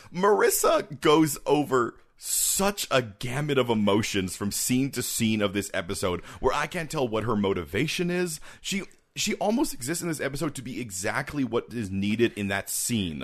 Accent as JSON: {"language": "English", "country": "Canada", "said": "we're Canadian"}